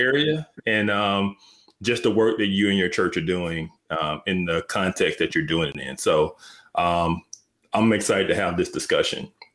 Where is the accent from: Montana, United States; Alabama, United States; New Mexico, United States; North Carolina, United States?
Alabama, United States; Birmingham; I grew up in Birmingham